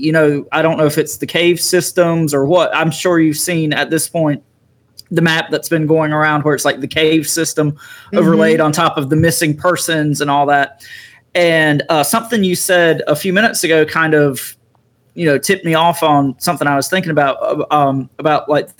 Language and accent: English; Eastern North Carolina, United States; also born or lived in Raleigh, North Carolina; I grew up in Eastern North Carolina. I currently live in Raleigh